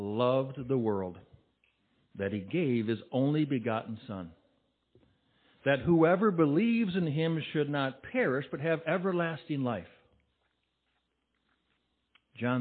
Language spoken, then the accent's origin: English; Bay City, Michigan, United States; I'm from Bay City